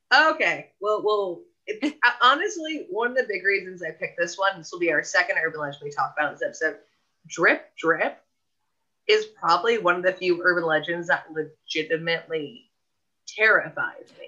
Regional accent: Southern California, United States; both of us growing up in Southern California

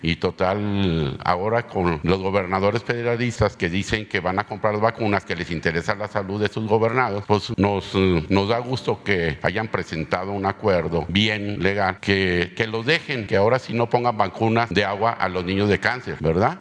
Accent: Mexico; Todos somos mexicanos

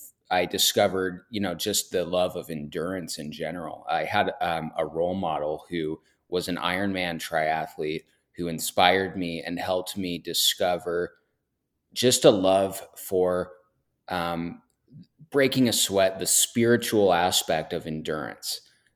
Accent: Portland, Oregon, United States; Yeah, I'm born and raised in Portland, Oregon.

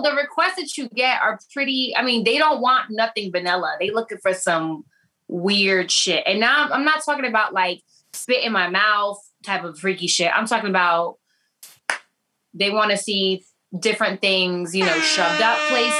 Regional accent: New York, United States; I'm from New York. I'm from the Bronx. like most Puerto Ricans.

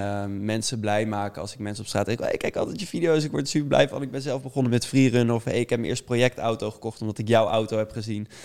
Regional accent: Amersfoort, Utrecht, Netherlands; ik kom uit Amersfoort

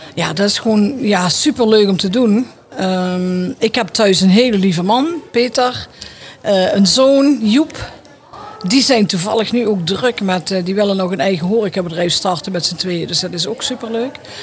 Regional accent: Netherlands; als Nederlanders

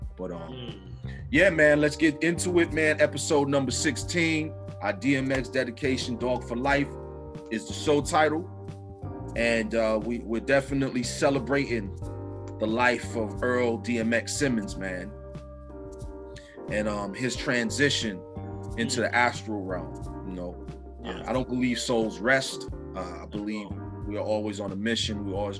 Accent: St. Vincent & Grenadines; Right now, my country, my home country that I come from, St. Vincent and the Grenadines, is experiencing some volcano eruptions.

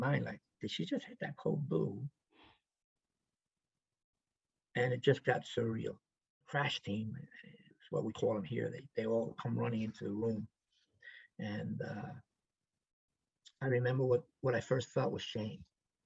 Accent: New York City, New York, United States; I grew up in the South Bronx

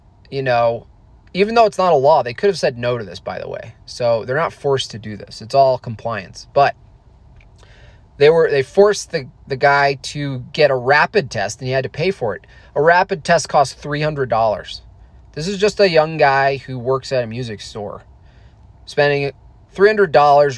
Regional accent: Hunter, New York, United States; In New York, I grew up in the Catskill Mountains, a little ski town called Hunter Mountain.

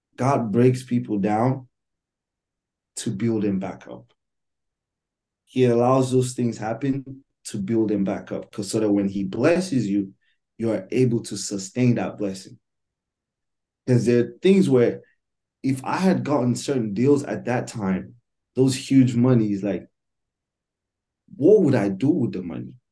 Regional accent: Nigeria; moved away as an adult; now in United States; I'm Nigerian, born and raised. Um, my whole life, I lived in Nigeria for 18 years. And then I moved to the United States, I think, right when I turned 18

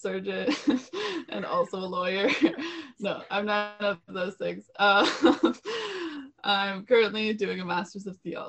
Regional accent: Ottawa, Ontario, Canada; also born or lived in South Africa; I'm from Ottawa, kind of. I grew up in Ottawa mostly. It's the city that I know the best. I've lived in a few cities since then. I went to university in South Africa.

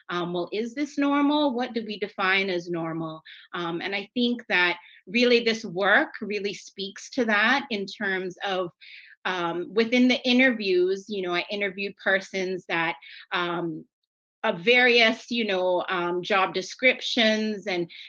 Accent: Cayman Islands; oh, I'm from the Cayman Islands.

